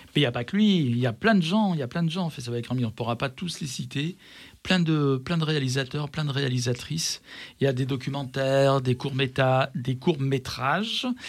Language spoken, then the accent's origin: French; Vénissieux, Auvergne-Rhône-Alpes, France; je suis de Vénissieux.